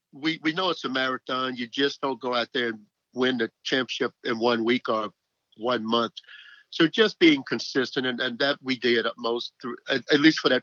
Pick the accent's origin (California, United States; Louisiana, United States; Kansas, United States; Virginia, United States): Louisiana, United States; Mansfield; I'm from Mansfield, Louisiana.